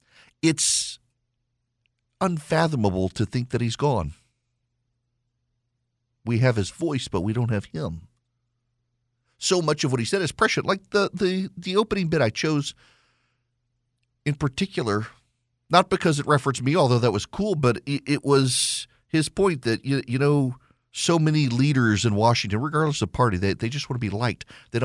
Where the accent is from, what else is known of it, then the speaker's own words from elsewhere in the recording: Dubai, United Arab Emirates; I grew up in Dubai, lost track and touch with every single person I went to school with.